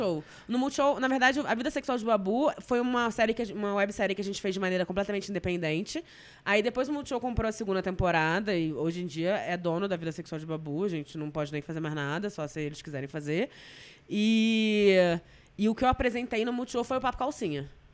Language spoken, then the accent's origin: Portuguese; Rio de Janeiro, Brazil; Eu sou muito tijucana